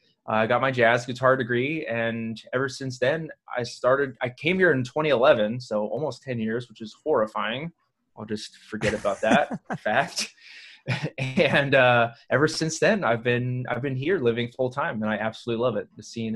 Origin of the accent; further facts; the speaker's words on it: Portland, Oregon, United States; moved away as an adult; now in Columbus, United States; I'm a guitarist in town. And long story short, I grew up on the West Coast in Portland, Oregon, and I ended up here.